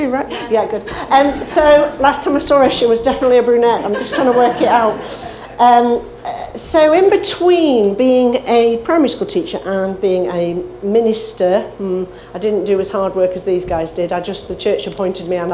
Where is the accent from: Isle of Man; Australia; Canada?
Isle of Man; I was brought up in the Isle of Man in a brethren family